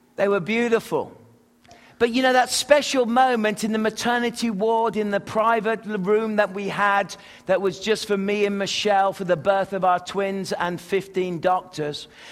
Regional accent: England, United Kingdom; moved away as an adult; also born or lived in Manitoba; now in Rutland, United States; We English people

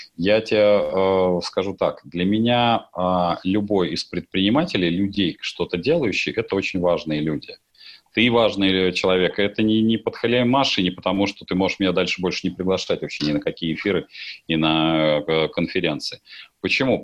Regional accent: Russia; как россиянин

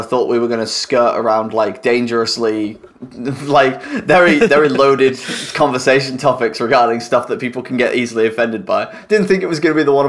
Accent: United Kingdom; We're all British.

